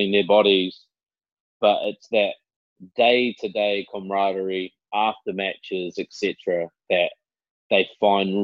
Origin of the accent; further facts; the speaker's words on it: New Zealand; moved away as an adult; growing up in New Zealand